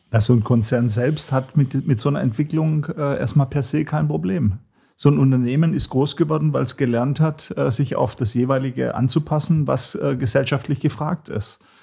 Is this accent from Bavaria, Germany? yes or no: no; Hohenlohe, Baden-Württemberg, Germany; Ich komme aus Nordwürttemberg, Hohenlohe